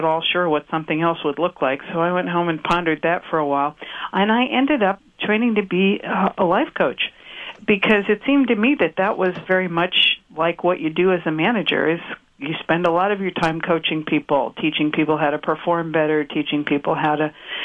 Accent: New York, United States; moved away; also born or lived in Silicon Valley; … and I grew up in New York

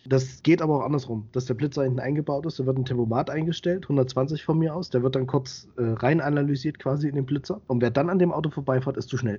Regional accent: Central Germany, Germany; moved away as an adult; also born or lived in Thuringia; now in Bavaria, Germany; ich komme aus Mitteldeutschland

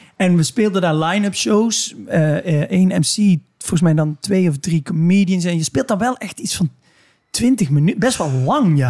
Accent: Limburg, Netherlands; waar ik vandaan kom een beetje. Namelijk een heel klein dorp in, eh, in Limburg.

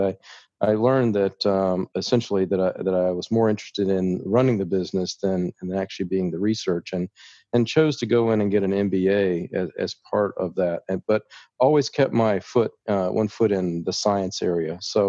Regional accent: the South, United States; accent: Southern; now in Philadelphia, United States; we have much different accents in Philadelphia. So I kind of wiped my southern accent away.

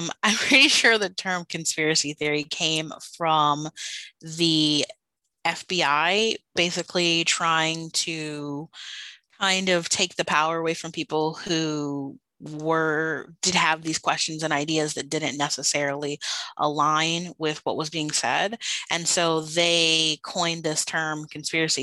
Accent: Washington, District of Columbia, United States; I'm from Washington, I have to say I'm from D.C.

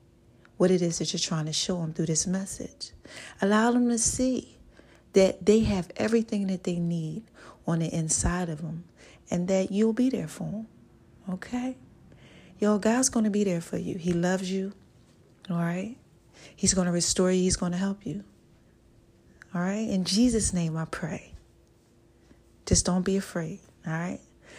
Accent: New Jersey, United States; I'm from New Jersey.

